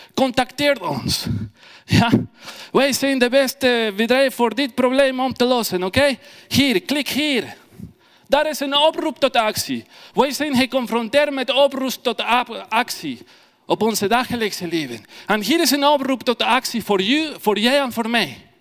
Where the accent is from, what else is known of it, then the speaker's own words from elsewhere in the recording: Ecuador; first language Spanish; Dutch is a second language; moved away as an adult; now in Belgium; Ik kom uit Ecuador. Ik ben in België al vier jaar